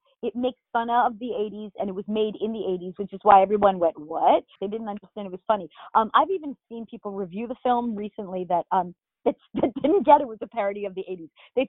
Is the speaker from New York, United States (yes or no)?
yes; Long Island, New York, United States; I'm from Long Island originally.